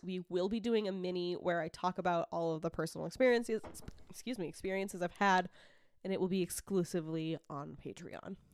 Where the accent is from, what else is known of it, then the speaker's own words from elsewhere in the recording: Massachusetts, United States; I'm from Massachusetts